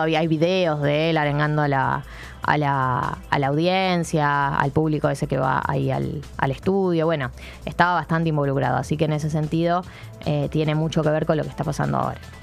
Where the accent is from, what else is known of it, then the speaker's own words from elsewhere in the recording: Buenos Aires, Argentina; Como persona porteña de cemento